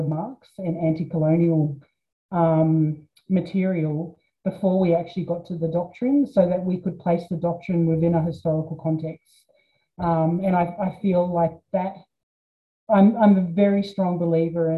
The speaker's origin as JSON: {"language": "English", "area": "Sunshine Coast", "region": "Queensland", "country": "Australia", "tie": "born or raised there", "also_born_or_lived": "New Zealand", "said": "then I was on the Sunshine Coast, and yeah, I found it a racist place when I was growing up there"}